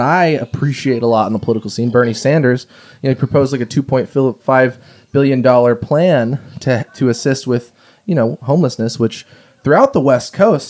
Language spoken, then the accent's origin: English; Japan; born there; Well, I was born in Japan. I have family over there, and I've visited several times.